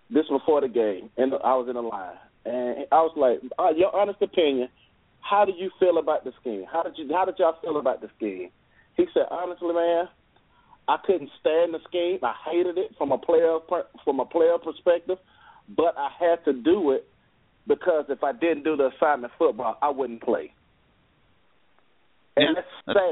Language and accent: English; Birmingham, Alabama, United States; I'm actually from Birmingham